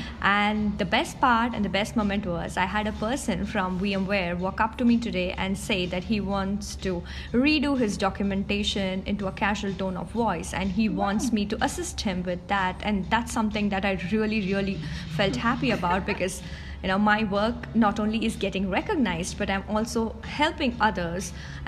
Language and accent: English; India; now in Georgia; I work in Georgia, but I'm basically from India. This is my first time in Sofia